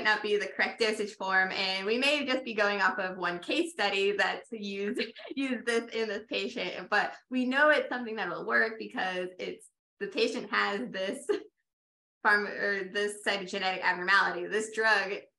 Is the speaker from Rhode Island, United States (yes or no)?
yes; Rhode Island, United States; also born or lived in Tampa area, Florida; now in Tampa, United States; I'm from Rhode Island originally